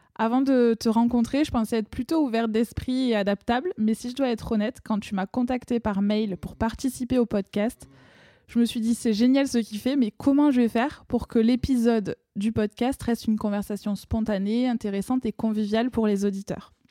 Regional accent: France; accent: accent chantant (sing-song, typically southern French); mon accent chantant

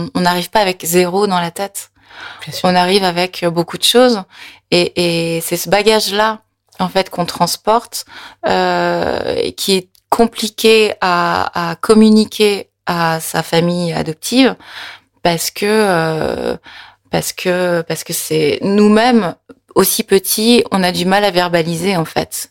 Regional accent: France; born or raised there; French is a second language; also born or lived in Korea

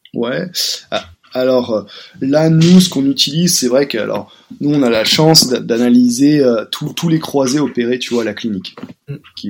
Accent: Paris, Île-de-France, France; also born or lived in Montpellier; je suis de Paris

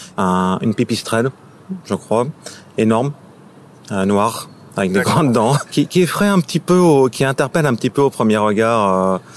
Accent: Paris, Île-de-France, France; je suis né, j'ai grandi à Paris.

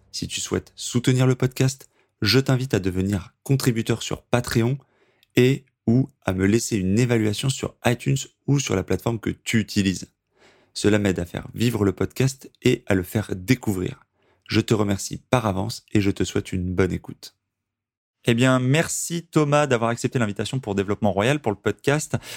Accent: Paris region, Île-de-France, France; moved away as an adult; also born or lived in United States; now in Toulouse, France; j'ai grandi en région parisienne, mais je suis de Toulouse maintenant.

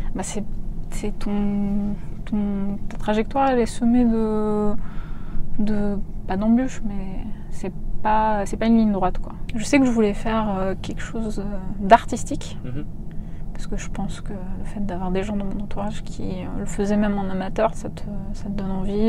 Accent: a small village near Warsaw, Masovian Voivodeship, Poland; moved away; also born or lived in Paris; je suis née en Pologne hmm. en 1987, très exactement, dans un petit village près de Varsovie

